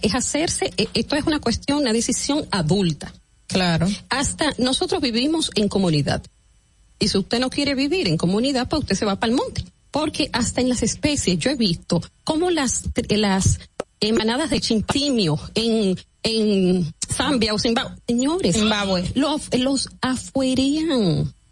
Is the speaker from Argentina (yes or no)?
no; Dominican Republic; nosotros, que somos los ciudadanos dominicanos y los que pagamos impuestos